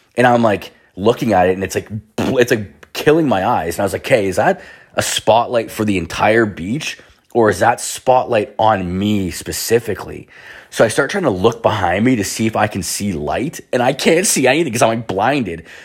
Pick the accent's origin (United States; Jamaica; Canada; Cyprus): Canada; I'm Canadian.